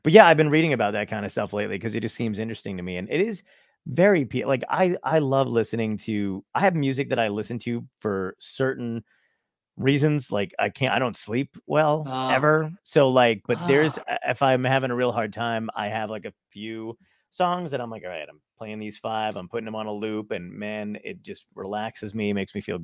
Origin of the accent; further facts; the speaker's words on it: East Coast, United States; I'm from East Coast